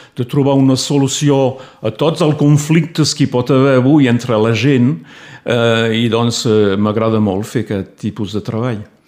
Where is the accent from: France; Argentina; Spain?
France; Torreilles, Occitania; first language Catalan; moved away as an adult; also born or lived in Toulouse / Alt Empordà; now in Prades, France; jo vaig néixer a Torrelles, eh? a la vora del mar